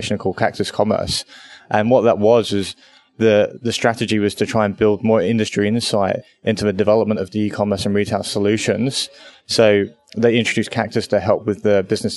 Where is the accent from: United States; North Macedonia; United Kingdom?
United Kingdom; moved away as an adult; now in Australia; I am a British person living in Australia. I've been here 2 years